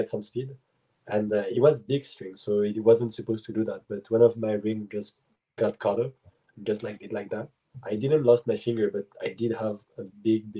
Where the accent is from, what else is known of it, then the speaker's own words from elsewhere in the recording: Switzerland; English is a second language; moved away as an adult; also born or lived in United States / Germany; now in Montreal, Canada; I was born in the States, but my parents moved in Germany first and then Switzerland. But they moved to the US when I was one. Then I arrived in Switzerland when I was 2 or 3, and I just lived all of my life there.